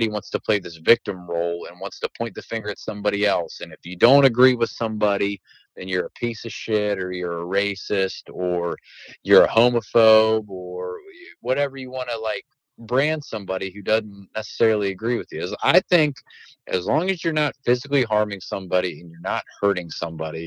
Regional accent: Southern Maryland, United States; I'm from Southern Maryland. Our speech impediments and our vocabulary are very limited here.

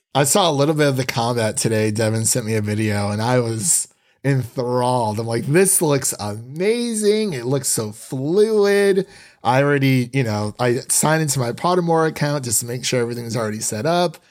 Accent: Northeast Ohio, United States; now in Nashville, United States; I'm from Northeast Ohio.

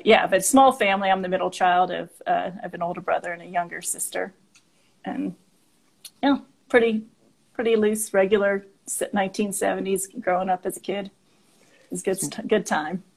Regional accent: Monroeville, Pennsylvania, United States; moved away as an adult; also born or lived in Chicago, Illinois; now in Denver, United States; I grew up in um, Monroeville, which is outside of Pittsburgh, Pennsylvania, so a suburb mm. of Pittsburgh.

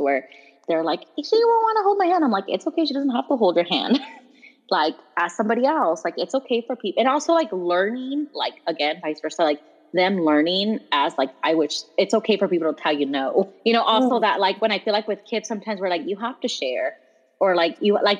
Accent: Salinas, California, United States; first language Spanish; English is a second language; moved away as an adult; also born or lived in Monterey / Seaside; from California. My parents, like my first language is Spanish. Of course I'm going to have an accent. But in Salinas

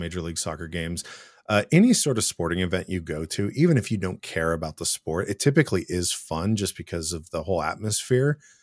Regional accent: Seattle, Washington, United States; I've lived in the area my whole life

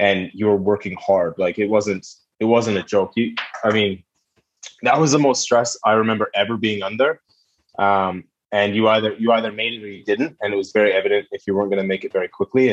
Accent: just outside of Vancouver, British Columbia, Canada; moved away; also born or lived in United Kingdom; Yeah, I'm a Vancouver boy. I'm from the West Coast. So born and raised in just outside of Vancouver

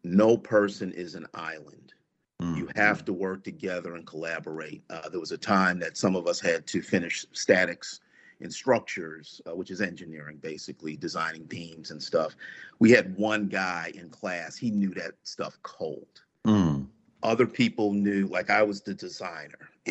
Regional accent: New York, United States; as a kid growing up in New York

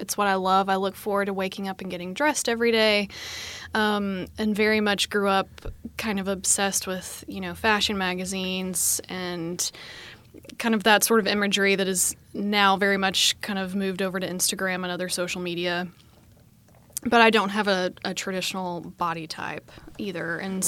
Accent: Arkansas, United States; now in Austin, United States; Yeah, I've lived in Austin for a little over 5 years. I moved here from Arkansas originally

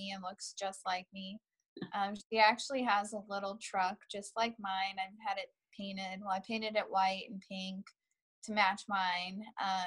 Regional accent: St. Louis, Missouri, United States; also born or lived in Iowa; I was born in Iowa, but my parents moved here when I was 3 months old. So basically I'm from St. Louis

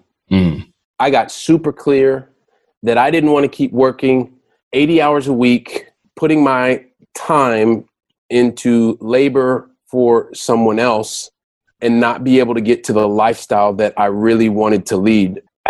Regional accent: Ohio, United States; born there; also born or lived in Colorado / Texas; We moved around a lot when I was young. So we lived in I was born in Ohio. We lived in Colorado. We lived in Texas

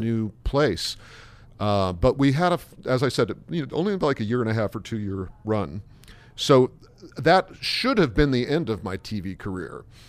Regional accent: Indianapolis, Indiana, United States; also born or lived in Columbus, Ohio / Chicago; now in New York, United States; I grew up in Columbus, Ohio, in Indianapolis, Indiana

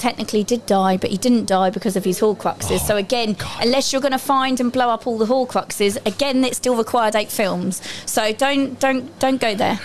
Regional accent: Essex, East of England, United Kingdom; I'm, I'm from Essex, mine is Mind Health Service

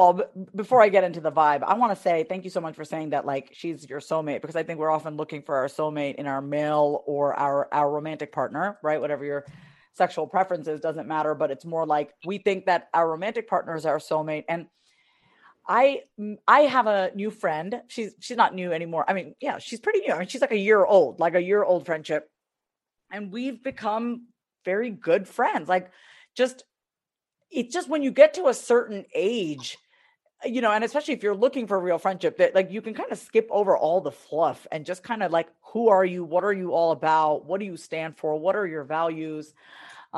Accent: New York, United States; now in Texas, United States; I'm from New York.

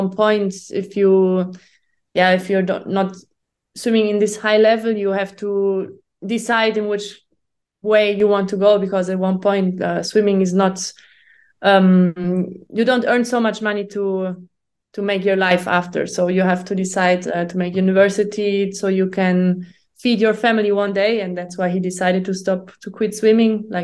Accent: Germany; English is a second language; moved away as an adult; now in Italy; I'm from Germany. And yeah, now I'm living since 1.5 years in Italy and train with the Italian part of the national team. But before, my whole life I was in Germany

